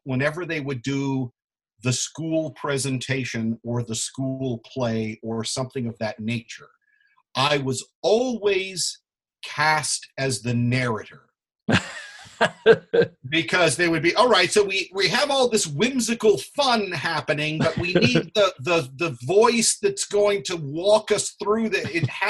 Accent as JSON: {"language": "English", "town": "Pensacola", "region": "Florida", "country": "United States", "tie": "born or raised there", "also_born_or_lived": "El Paso / Orlando", "said": "But my hometown, I consider as Pensacola, Florida, which is, there's a big Navy base there. It's where my mom grew up, and it's where I actually lived from half of sixth grade through high school graduation."}